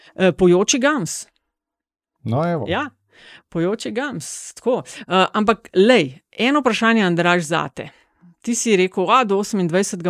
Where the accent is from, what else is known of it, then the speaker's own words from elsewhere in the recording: Kočevje, Slovenia; prihajam iz Kočevja